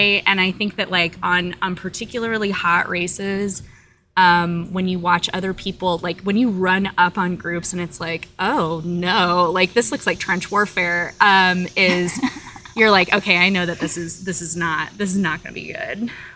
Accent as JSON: {"language": "English", "region": "Florida", "country": "United States", "tie": "born or raised there", "moved": "yes", "said": "I'm from Florida, so I'm basically like a, you know, an alligator swamp person, like by birth."}